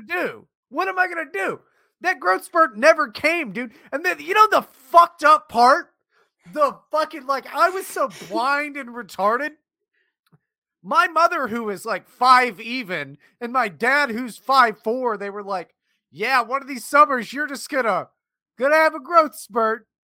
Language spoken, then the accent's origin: English; West Virginia, United States; I grew up in West Virginia as well